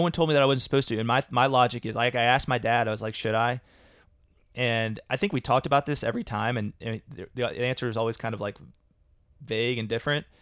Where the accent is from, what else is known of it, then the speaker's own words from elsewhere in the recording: Louisville, Kentucky, United States; I grew up in Louisville, Kentucky